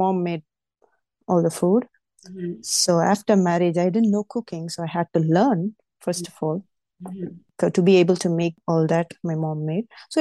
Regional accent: India; moved away as an adult; now in California, United States; I was born and raised in India and moved to the US 8 years ago. And I've been living here in California ever since.

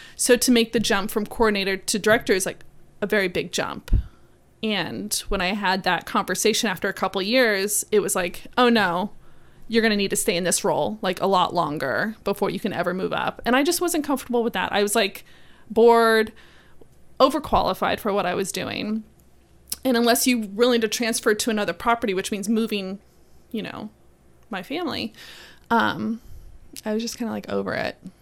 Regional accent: South Florida, United States; moved away as an adult; now in Savannah, United States; I grew up and lived in South Florida

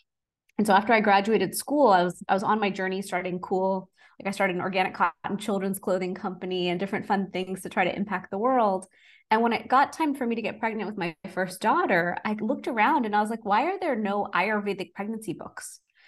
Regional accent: Texas, United States; So I'm originally from Texas and born and raised

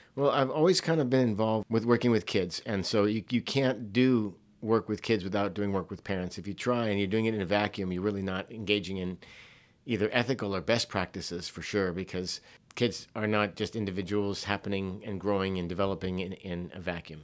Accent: Hawaii, United States; young person growing up in Hawaii at a private school where I was only in one school from kindergarten all the way through twelfth grade

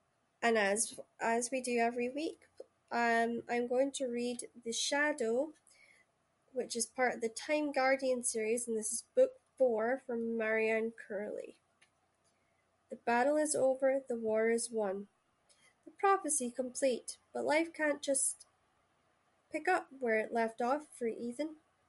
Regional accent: Shetland, Scotland, United Kingdom; Well, if you don't know me, I'm from Shetland. So I grew up with Nordic, Danish, Russian, Shetland dialect is all that, right? Plus Scottish.

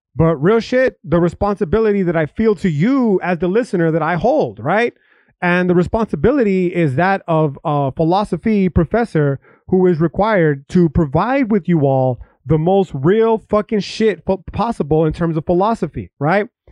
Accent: United States; I'm an American

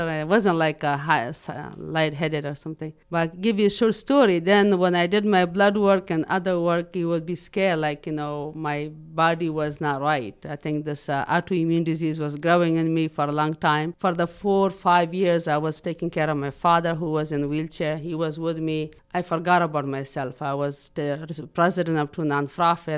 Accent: Afghanistan; English is a second language; also born or lived in Pakistan; now in Muncie, United States; Originally, I'm born in Afghanistan, and then I was forced to refugee camp in Pakistan. I lived in Pakistan for six years

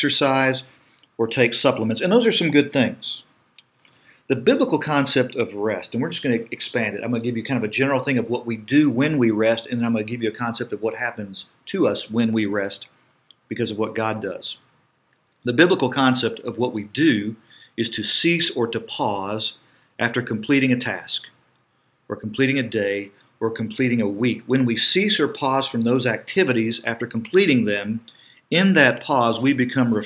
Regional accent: United States

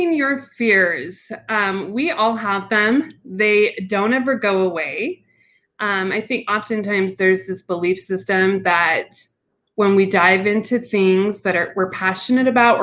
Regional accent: Utah, United States; I am from Utah. I'm in the mountain area

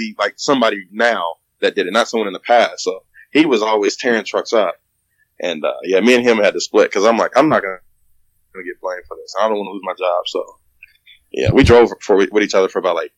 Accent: Indiana, United States; also born or lived in Ohio; I relocated from Ohio to Indiana, which is my hometown anyway

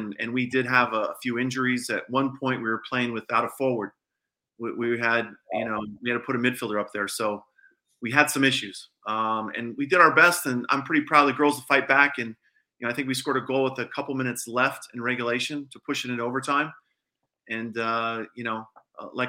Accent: Colorado, United States; now in Texas, United States; I'm from Colorado

